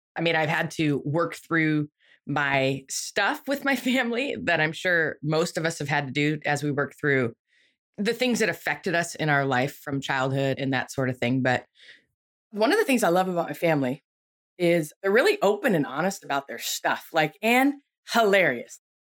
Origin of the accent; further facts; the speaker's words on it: Buffalo, New York, United States; I grew up in Buffalo, New York